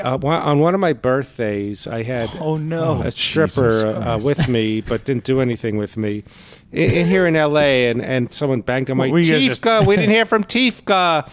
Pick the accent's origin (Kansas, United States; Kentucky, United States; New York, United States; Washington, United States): New York, United States; Brooklyn; All right. So I grew up in Brooklyn.